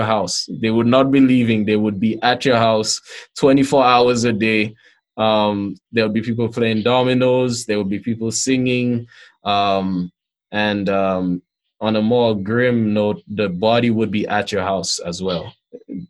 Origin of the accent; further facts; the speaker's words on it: St. Lucia; growing up in St. Lucia